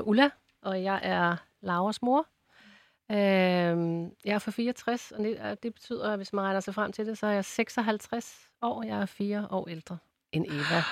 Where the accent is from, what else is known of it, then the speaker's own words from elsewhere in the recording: Ballerup, Capital Region of Denmark, Denmark; jeg kommer jo fra Ballerup